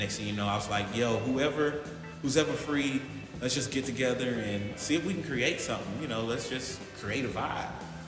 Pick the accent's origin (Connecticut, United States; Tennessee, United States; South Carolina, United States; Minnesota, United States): Tennessee, United States; Memphis; moved away as an adult; also born or lived in Atlanta / Los Angeles; I'm born and raised in Memphis, man.